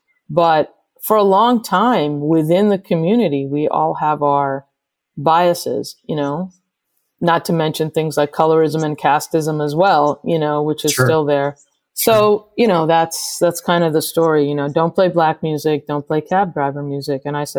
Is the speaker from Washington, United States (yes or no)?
no; New York City, New York, United States; just being a New Yorker and loving hip hop